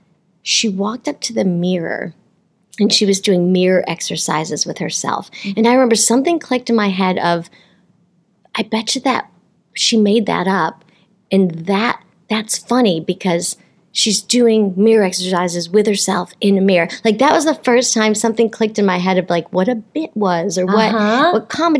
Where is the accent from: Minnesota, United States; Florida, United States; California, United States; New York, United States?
New York, United States; Rochester; now in New York City, United States; I came from Rochester, New York